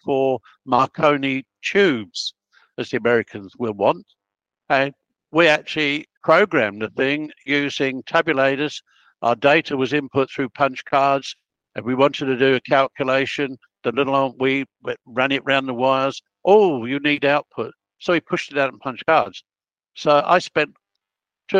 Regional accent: Melbourne, Victoria, Australia; I can't say I'm Italian because I was born in Melbourne

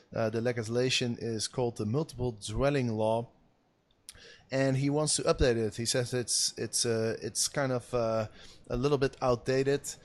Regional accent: Amsterdam, North Holland, Netherlands; here in my hometown of Amsterdam, where I am staying right now

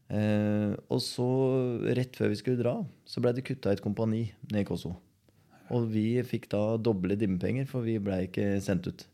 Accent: Skien, Telemark, Norway; Når jeg ble født i Skien, mm. og så vokste jeg opp på Borgestad

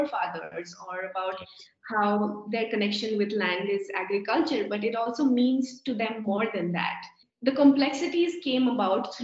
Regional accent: India; being Indian

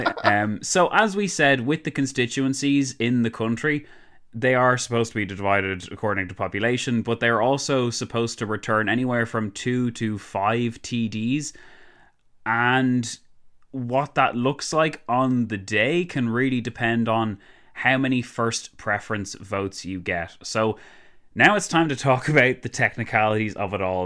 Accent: Ireland; we're Irish and proud

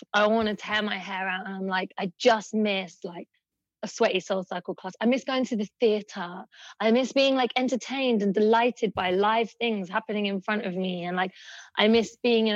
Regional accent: London, United Kingdom; I grew up in East London, in Hackney, in a very economically poor neighborhood

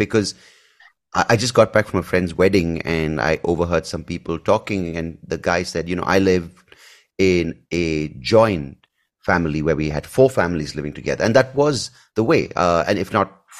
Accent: Bangalore, Karnataka, India; I grew up in Bangalore

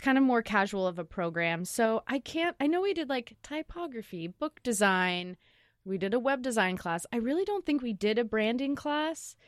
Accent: Lake Oswego, Oregon, United States; also born or lived in San Francisco; I grew up in Lake Oswego

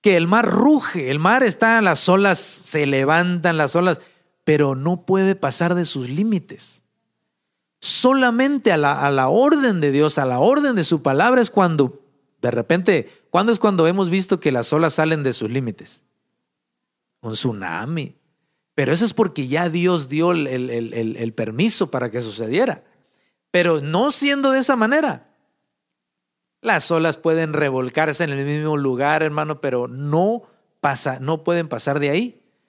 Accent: Mexico; moved away; Allá en México, de donde, de donde yo soy, de un rancho por allá

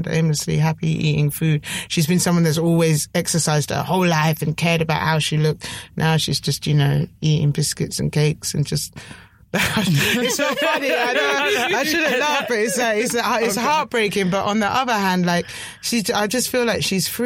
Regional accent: Sussex, South East England, United Kingdom; I grew up, I was born like down in Sussex

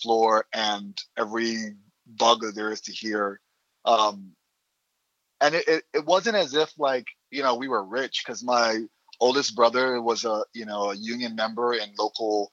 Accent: New York City, New York, United States; moved away; also born or lived in Syracuse, New York; I grew up in the Bronx, I was born in 86 and I grew up in the, you know, late 80s, 90s

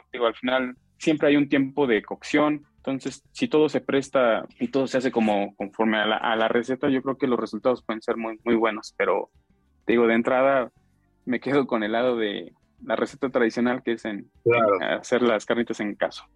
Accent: Michoacán, Mexico; nosotros, toda la familia es de, somos de allá de Michoacán

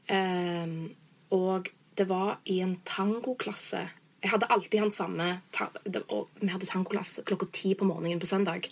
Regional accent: Norway; moved away; jeg er jo blonde fra Norge

